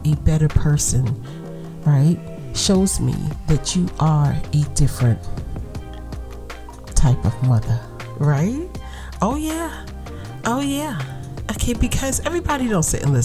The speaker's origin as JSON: {"language": "English", "town": "New York City", "region": "New York", "country": "United States", "accent": "Brooklyn vernacular", "said": "I'm from Brooklyn"}